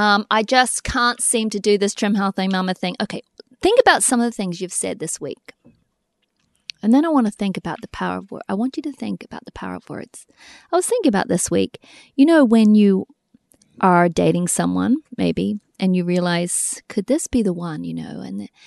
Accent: New Zealand; we grew up in New Zealand

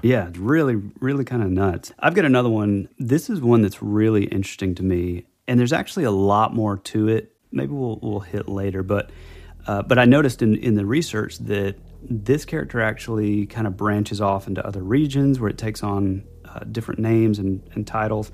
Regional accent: the South, United States; we're from the South

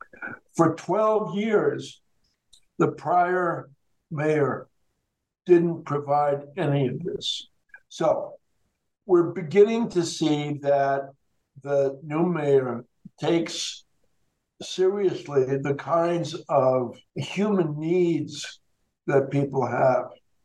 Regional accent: Denver, Colorado, United States; There have been studies in my hometown of Denver

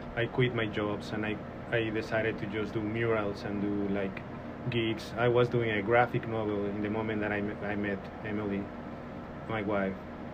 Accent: Mexico City, Mexico; English is a second language; moved away as an adult; now in Northwest Arkansas, United States; I'm born and raised in Mexico City. And I came here almost 5 years ago.

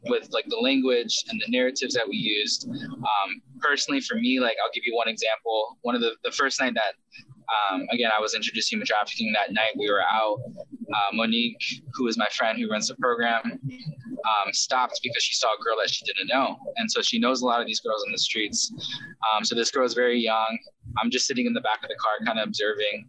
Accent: United States; also born or lived in South Korea; I grew up here in America starting at the age of five

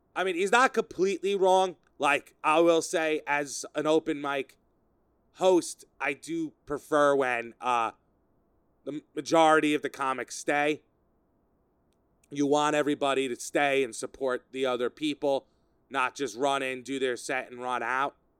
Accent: Sayville, New York, United States; my hometown of Sayville. Sayville, New York, where I grew up

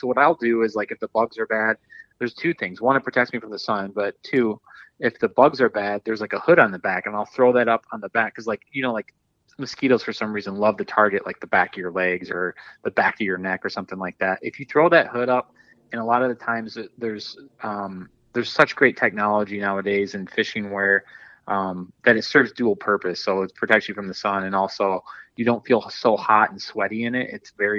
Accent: Dundee, Michigan, United States; I grew up in Southeast Michigan, and, you know, being right by Lake Erie, I grew up in kind of like around the Dundee area.

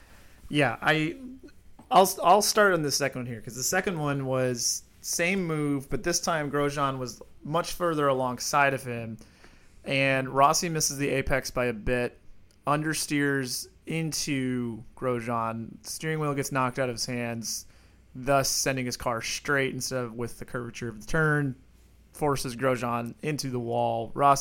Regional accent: Iowa, United States; I was born in Iowa

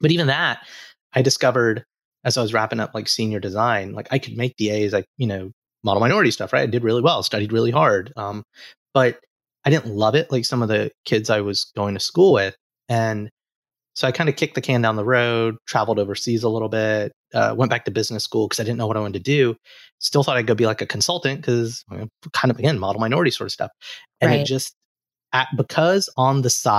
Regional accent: Alabama, United States; moved away; growing up in Alabama, like there's a lot of stereotypes

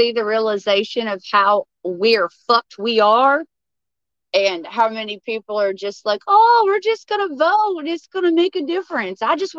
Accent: Texas, United States; as a Texan

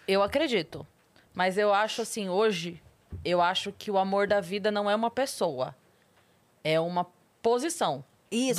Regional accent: Sorocaba, São Paulo, Brazil; eu sou de Sorocaba

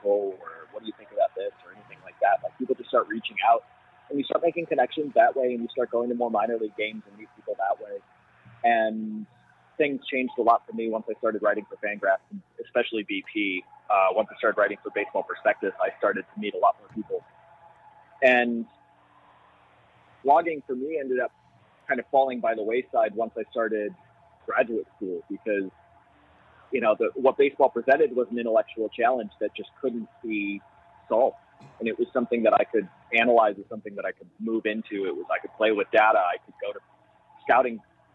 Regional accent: Madison, Wisconsin, United States; I grew up in Madison

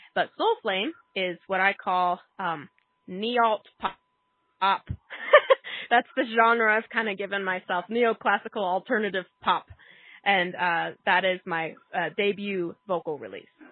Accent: Tucson, Arizona, United States; now in New Mexico, United States; I'm originally from Tucson, Arizona

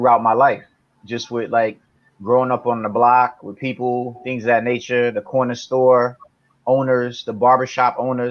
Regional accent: East Orange, New Jersey, United States; I'm from a town called East Orange, New Jersey, borderline in Newark.

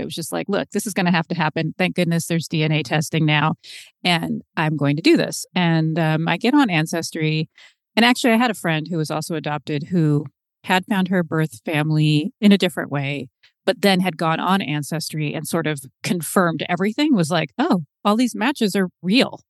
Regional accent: Seattle, Washington, United States; I was born in Seattle

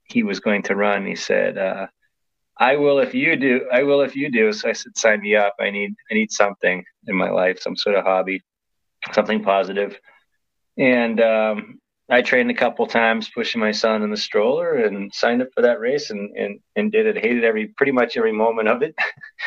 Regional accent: Waltham, Massachusetts, United States; moved away as an adult; also born or lived in Arizona; now in Phoenix, United States; I grew up in Waltham, Massachusetts

